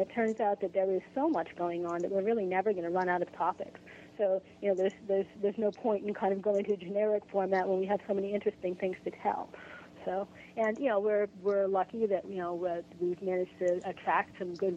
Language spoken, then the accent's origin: English; Boston, Massachusetts, United States; moved away as an adult; now in Aiken, United States; I'm from Boston